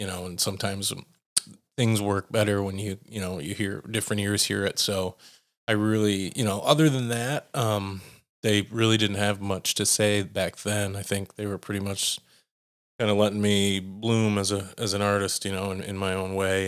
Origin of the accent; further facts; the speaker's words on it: United States; as an American electronic musician